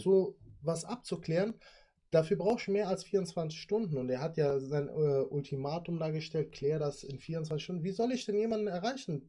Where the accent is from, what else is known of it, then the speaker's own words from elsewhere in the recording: Sinzig, Rhineland-Palatinate, Germany; ich komme ja aus Sinzig